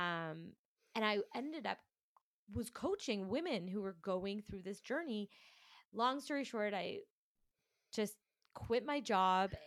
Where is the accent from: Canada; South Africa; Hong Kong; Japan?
Canada; Toronto, Ontario; I am from Toronto, Canada.